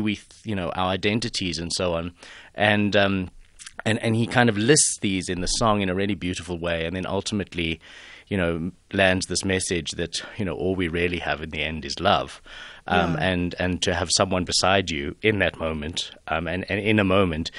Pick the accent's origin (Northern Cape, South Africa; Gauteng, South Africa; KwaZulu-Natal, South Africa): Gauteng, South Africa; Johannesburg; moved away as an adult; also born or lived in United Kingdom; to be back in my hometown